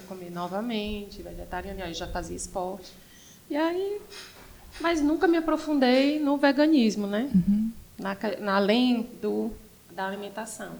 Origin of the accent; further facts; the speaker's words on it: Sergipe, Brazil; moved away as an adult; also born or lived in São Paulo; now in Fortaleza, Brazil; Sou sergipana, uhum. cresci e fui morar em São Paulo, morei 14 anos em São Paulo. Vim, por contingências da vida, morar aqui em 2011. Quando eu vim morar aqui, em Fortaleza